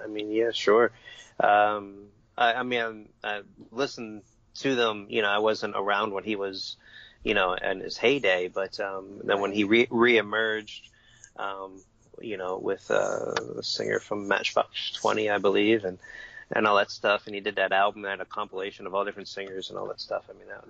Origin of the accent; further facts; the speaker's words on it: Ireland; considering I'm Irish. I don't know why I like flamenco.